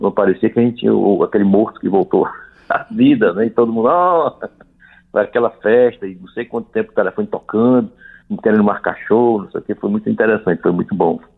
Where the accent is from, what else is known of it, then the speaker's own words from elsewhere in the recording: Ceará, Brazil; Apesar de nós não sermos mineiros, sou cearense